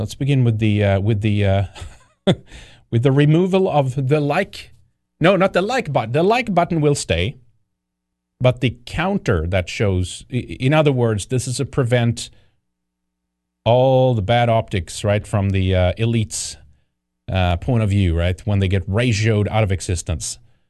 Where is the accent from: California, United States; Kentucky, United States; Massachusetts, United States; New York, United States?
California, United States; I'm a Californian, but that's horrible with the vax.